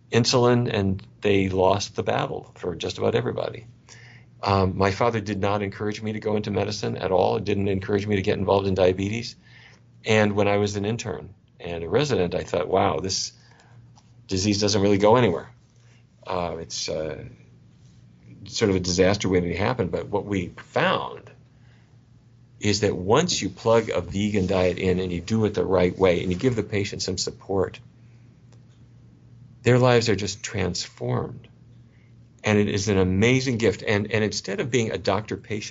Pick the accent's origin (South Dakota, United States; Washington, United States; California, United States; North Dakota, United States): North Dakota, United States; I grew up in North Dakota